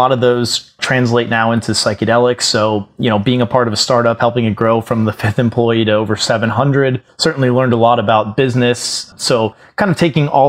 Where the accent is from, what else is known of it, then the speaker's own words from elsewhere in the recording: Florida, United States; I grew up in Florida